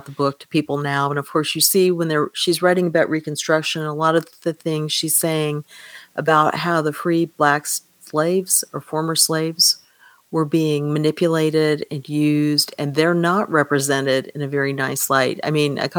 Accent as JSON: {"language": "English", "region": "Kansas", "country": "United States", "tie": "born or raised there", "moved": "yes", "lives_now": "Texas, United States", "said": "I grew up in Kansas"}